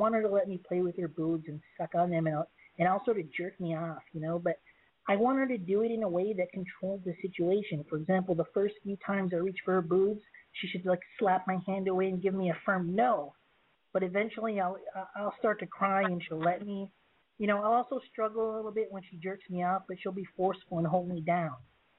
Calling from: Massachusetts, United States; Yeah, I'm calling from Misk, Massachusetts. I'm 12 years old.

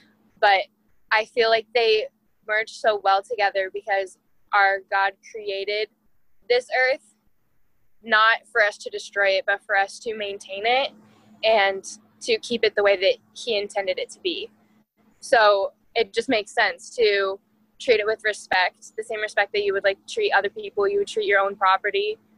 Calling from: Iowa, United States; I am 20 years old and I'm calling in from Iowa.

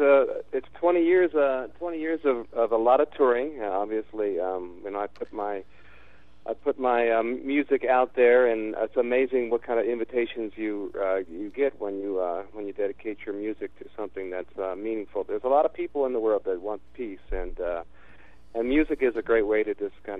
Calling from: San Diego, California, United States; I'm actually calling in from San Diego.

